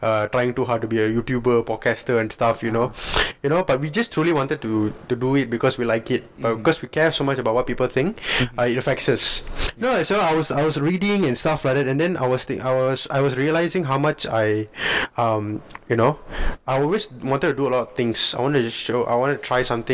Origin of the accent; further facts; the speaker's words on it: Malaysia; we're Malaysians, okay? Yeah. We're Malaysian Indians